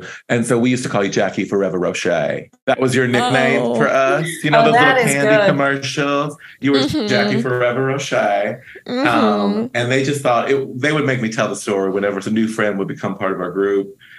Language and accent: English; the South, United States; now in Los Angeles, United States; I'm from the South originally. Mm-hmm. And I moved here as a young homosexual because there wasn't a place for me there.